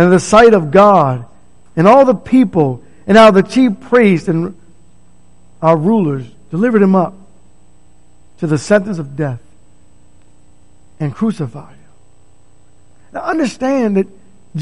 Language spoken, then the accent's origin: English; D.C. area, Maryland, United States; I grew up in the Maryland, D.C. area